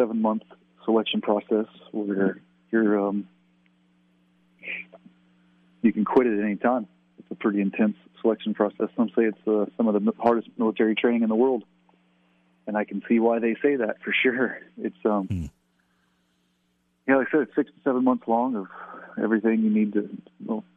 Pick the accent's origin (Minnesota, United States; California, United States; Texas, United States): Texas, United States; Southeast; I grew up in Southeast Texas